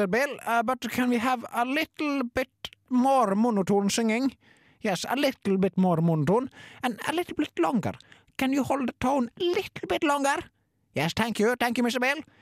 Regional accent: Ålesund, Møre og Romsdal, Norway; Jeg kommer fra Ålesund og har jobba som produsent nå i 40 år.

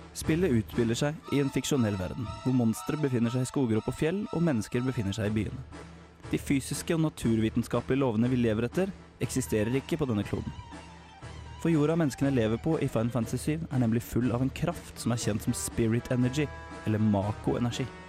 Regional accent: Larvik, Vestfold, Norway; hjemme i Larvik

